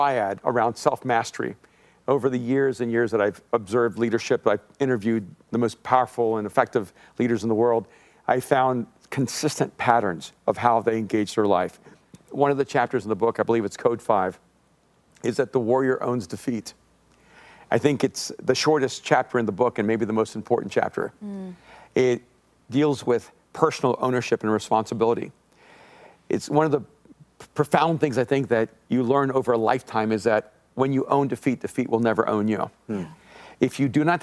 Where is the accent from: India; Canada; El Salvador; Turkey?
El Salvador; moved away; I'm an immigrant from El Salvador.